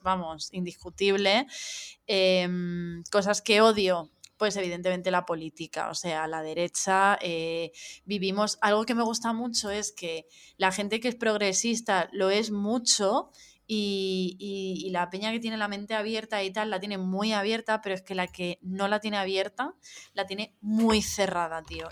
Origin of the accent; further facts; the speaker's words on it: Madrid, Community of Madrid, Spain; now in Barcelona, Spain; y ahora que vivo en Barcelona y tal, el, soy de Madrid